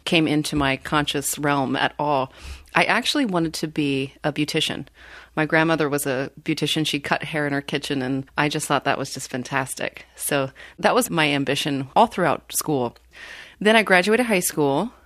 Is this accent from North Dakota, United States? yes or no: no; Washington, United States; now in Wisconsin, United States; I grew up in Washington State on a dairy farm.